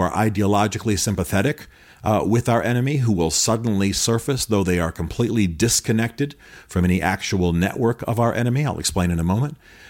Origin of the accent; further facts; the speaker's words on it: Germany; now in United States; As I say, I grew up in Europe, in Germany. I have great sympathy for Germany.